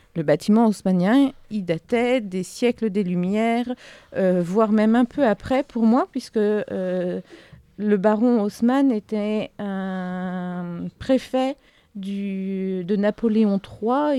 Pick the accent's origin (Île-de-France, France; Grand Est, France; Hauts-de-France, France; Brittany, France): Grand Est, France; southern Ardennes; je viens du sud des Ardennes